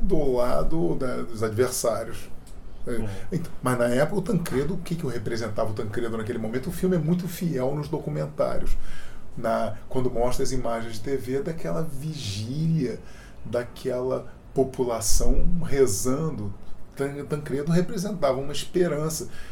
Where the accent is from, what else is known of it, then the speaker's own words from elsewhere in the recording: Brazil; como cidadão, como brasileiro, como pai, como avô